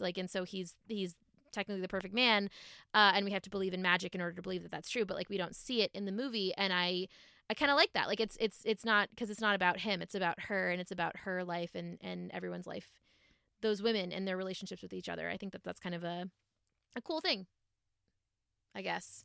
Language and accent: English; Massachusetts, United States; grew up in Massachusetts